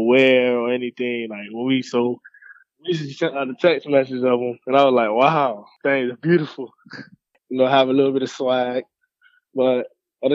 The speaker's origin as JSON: {"language": "English", "town": "Miami Gardens", "region": "Florida", "country": "United States", "tie": "born or raised there", "said": "I grew up in Miami Gardens"}